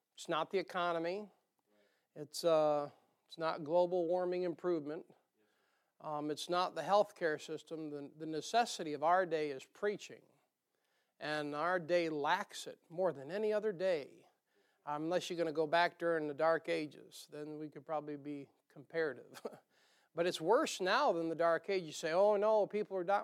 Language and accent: English; the North, United States; accent: northern; moved away; my northern accent